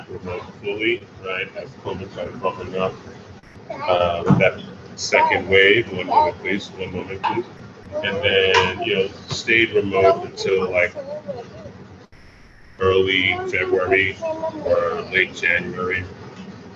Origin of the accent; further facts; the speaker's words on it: New York City, New York, United States; also born or lived in Nigeria; I grew up in Brooklyn